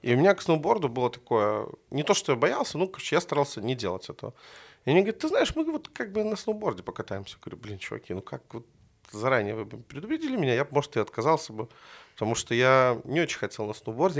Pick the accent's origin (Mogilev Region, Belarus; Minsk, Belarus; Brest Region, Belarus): Minsk, Belarus; Я жил практически там возле тракторного, это улица Долгобродская